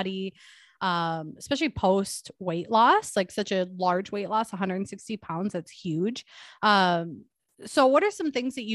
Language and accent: English; Milwaukee, Wisconsin, United States; now in Minnesota, United States; I'm actually originally from Milwaukee, so I'm technically a Wisconsin girl.